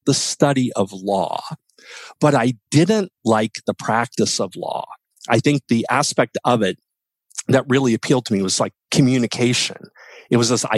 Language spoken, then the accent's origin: English; West Virginia, United States; moved away as an adult; I was growing up in West Virginia and I knew that West Virginia wasn't the spot for me